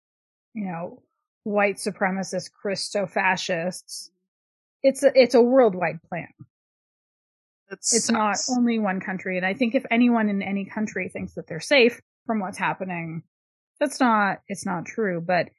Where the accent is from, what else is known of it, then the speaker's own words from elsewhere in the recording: Canada; I'm a Canadian.